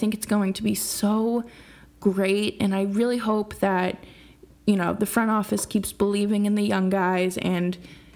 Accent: United States; Growing up as American, growing up in America

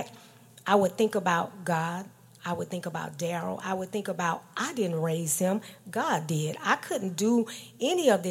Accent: Georgia, United States; I was born in Georgia in a small city

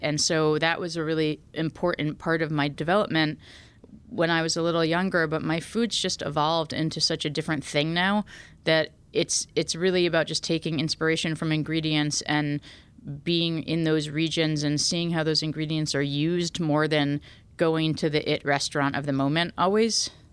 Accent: New Haven, Connecticut, United States; I grew up in New Haven

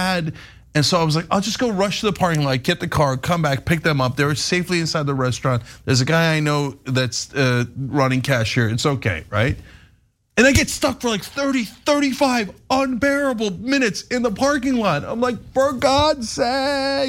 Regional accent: New Jersey, United States; moved away as an adult; also born or lived in Istanbul, Turkey; now in Los Angeles, United States; I grew up in New Jersey with giant open parking lots

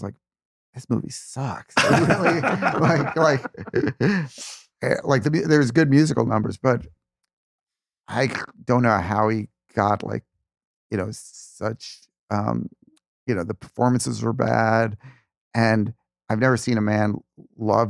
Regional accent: New York City, New York, United States; I grew up in the Bronx

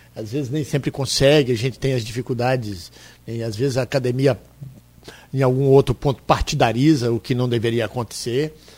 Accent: northern Espírito Santo, Brazil; now in Campos dos Goytacazes, Brazil; Eu sou do norte do Espírito Santo

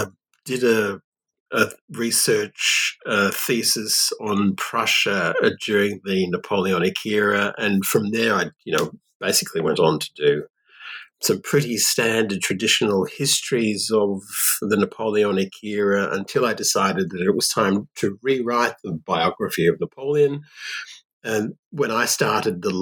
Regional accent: Australia; also born or lived in Perth, Australia / Paris, France; I'm Australian

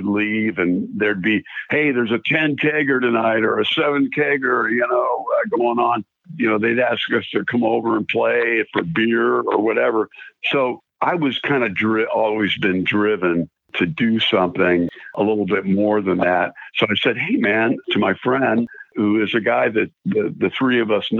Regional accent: San Diego, California, United States; born there; also born or lived in South Carolina; to live in South Carolina at the time, and we moved back to California, where I forgot to mention that I was born in San Diego. So we moved back to San Diego in 75

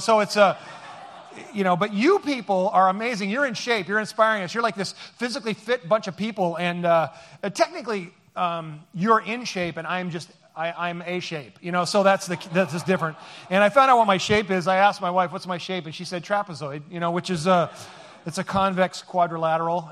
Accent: Seattle, Washington, United States; we are from Seattle

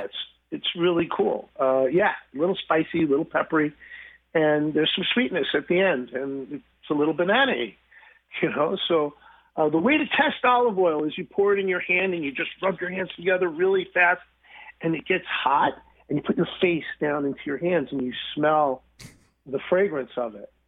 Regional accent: New York, United States; moved away; I grew up in New York

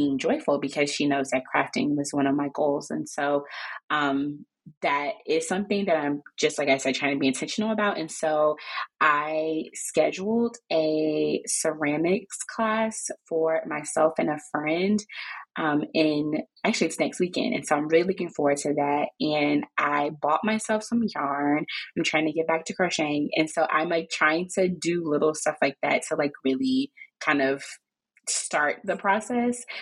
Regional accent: Chicago, Illinois, United States; now in Maryland, United States; I am originally from Chicago, and I live here in Maryland with my husband and my three kids.

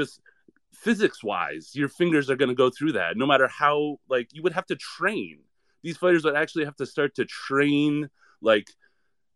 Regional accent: New England, United States; I'm from New England

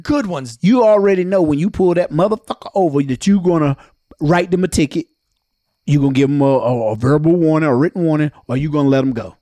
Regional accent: Johnston County, North Carolina, United States; Us being from Johnston County

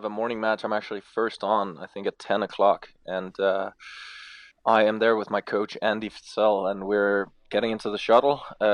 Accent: Denmark; moved away; I'm from Scandinavia, where it doesn't really get close to any of those temperatures

